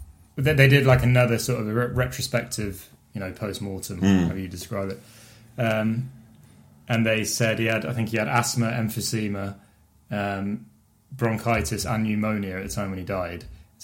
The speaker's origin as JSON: {"language": "English", "town": "Bath", "region": "South West England", "country": "United Kingdom", "tie": "born or raised there", "also_born_or_lived": "Swansea, Wales", "said": "we grew up in Bath."}